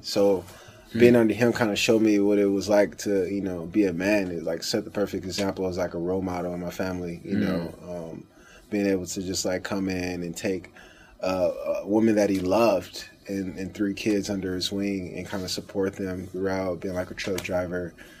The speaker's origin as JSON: {"language": "English", "town": "Los Angeles", "region": "California", "country": "United States", "tie": "born or raised there", "also_born_or_lived": "Inland Empire, California", "said": "I started off South Central LA, born and raised in Los Angeles, California. Grew up like a regular lower class family, you know."}